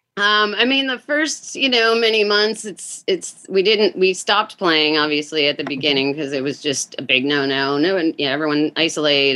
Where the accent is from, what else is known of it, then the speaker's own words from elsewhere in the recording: Minnesota, United States; now in Seattle, United States; I grew up in Minnesota as well